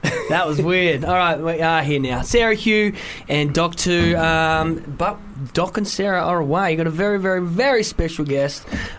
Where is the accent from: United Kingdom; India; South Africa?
United Kingdom; Wales; I'm from Wales, and I live right near Barfly.